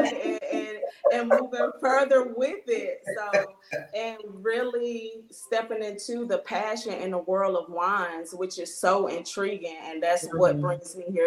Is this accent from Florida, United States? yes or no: yes; Miami, Florida, United States; moved away as an adult; also born or lived in North Carolina / Denmark, South Carolina; now in Greenville, United States; I'm originally from Miami, Florida. I was born and raised there.